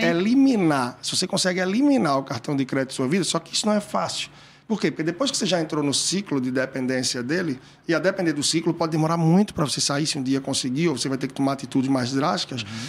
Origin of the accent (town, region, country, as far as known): Brazil